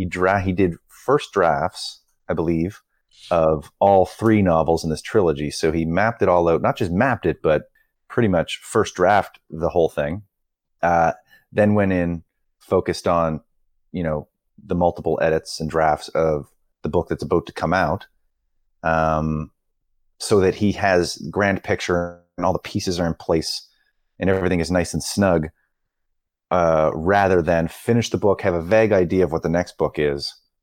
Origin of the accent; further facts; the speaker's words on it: Canada; it's like, oh my God, that's expensive because I'm Canadian, with shipping, etc.